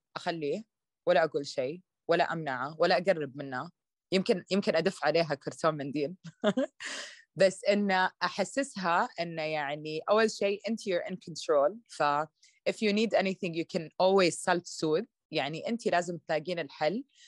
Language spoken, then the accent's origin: Arabic; Saudi Arabia; also born or lived in Canada; لما كبرت في السعوديه